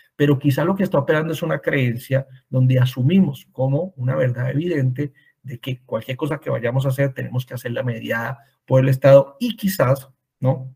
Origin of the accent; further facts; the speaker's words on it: Cali, Valle del Cauca, Colombia; also born or lived in Bogotá, Colombia; yo em, nací en Cali, Colombia, estudié en Bogotá, en la Universidad Javeriana